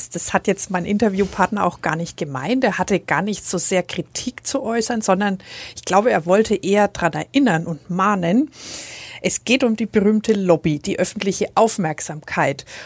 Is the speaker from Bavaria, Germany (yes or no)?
yes; Nuremberg, Bavaria, Germany; Also als Nürnberger denkt man zum Beispiel an den Weinmarkt, der ganz stark äh, verkehrsberuhigt wurde und für Fußgänger attraktiver werden sollte.